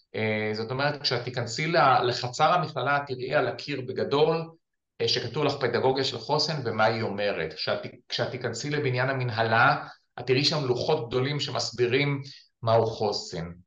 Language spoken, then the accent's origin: Hebrew; Ramat Magshimim, Northern District, Israel; אני גדלתי ביישוב אה, שנקרא רמת מגשימים, שנמצא בגולן